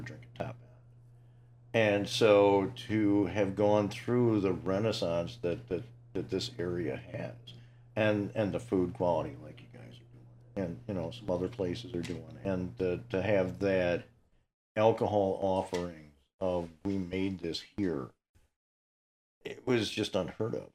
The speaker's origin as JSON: {"language": "English", "town": "Ottawa", "region": "Illinois", "country": "United States", "tie": "born or raised there", "said": "I grew up in Ottawa"}